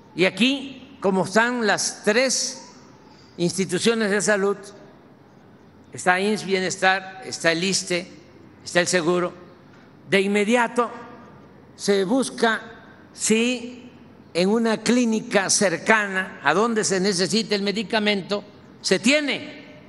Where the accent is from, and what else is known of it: Tabasco, Mexico